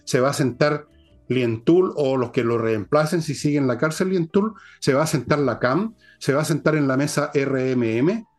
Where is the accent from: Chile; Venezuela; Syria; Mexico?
Chile; Somos chilenos